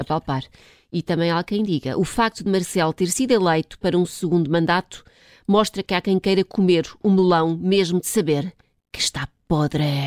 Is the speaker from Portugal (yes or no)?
yes; Portugal; como bons tugas que somos